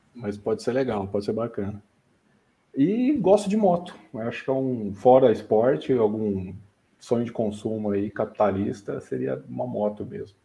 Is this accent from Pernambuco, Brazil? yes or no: no; São Bernardo do Campo, São Paulo, Brazil; moved away as an adult; also born or lived in Ribeirão Preto; Eu mudei com sete anos de idade para São Bernardo do Campo e fiquei até final da adolescência